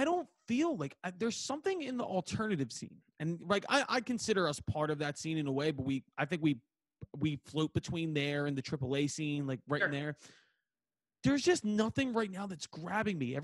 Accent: Philadelphia, Pennsylvania, United States; I'm a dude from Northeast Philadelphia.

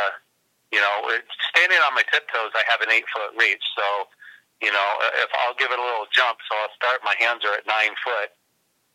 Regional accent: Santa Cruz, California, United States; also born or lived in San Francisco Bay Area; I was raised in the Santa Cruz, California area

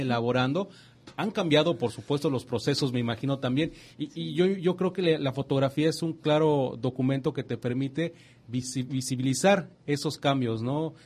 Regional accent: Yucatán, Mexico; fuimos en la mesa como yucatecos

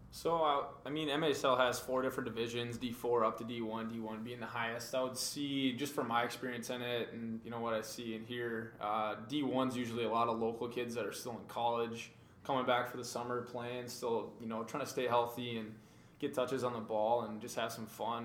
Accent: Maple Grove, Minnesota, United States; Born and raised in Minnesota, actually not too far from Matt, uh, out of Maple Grove.

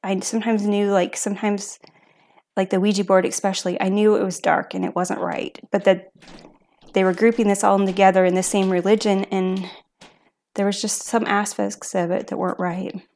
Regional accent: Asotin, Washington, United States; also born or lived in Lewiston; I was originally from Lewiston, and then I grew up in Asotin

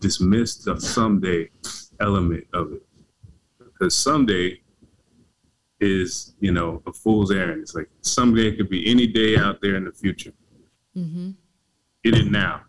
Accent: the South, United States; I grew up in the South, so like in an AME church

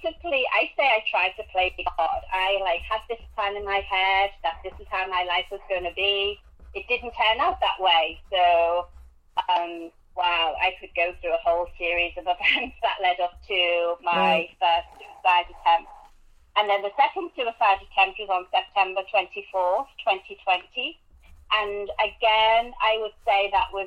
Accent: England, United Kingdom; accent: English; now in United States; As you can tell from my accent, I am English. Lived in America since 1998

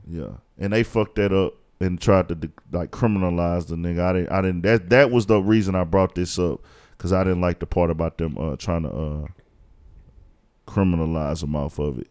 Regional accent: Houston, Texas, United States; I was born in Houston, raised in Houston. I've lived in Houston my whole fucking life

